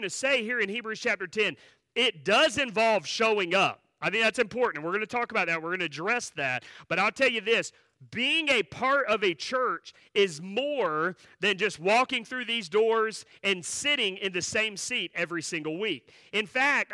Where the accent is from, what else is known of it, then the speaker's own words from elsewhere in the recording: Asheboro, North Carolina, United States; I grew up not far from here. I grew up in Ashboro, so that's where my church was, and so that's where my childhood was